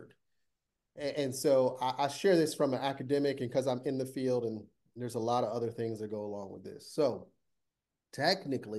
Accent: Toledo, Ohio, United States; moved away as an adult; also born or lived in Pittsburgh; I grew up in Toledo, Ohio

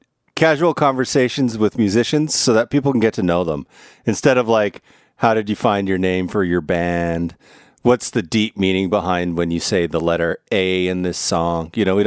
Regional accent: Drayton Valley, Alberta, Canada; also born or lived in Vancouver; now in Washington, D.C. area, United States; I grew up in Drayton Valley.

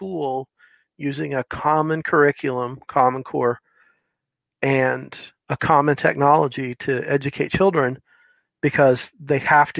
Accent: Florida, United States; now in Tennessee, United States; Well, I live in Tennessee, and I can tell you, I'm from Florida. And I did 12 years in the military and ended up in Tennessee.

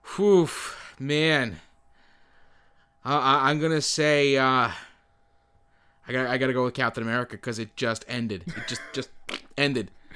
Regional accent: Canada; we're from Canada

